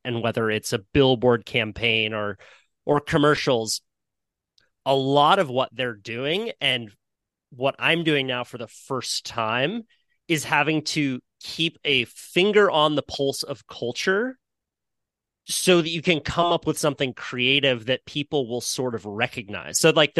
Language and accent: English; Santa Cruz, California, United States; growing up in Santa Cruz, which is a little surf community in Northern California, we have our own jargon completely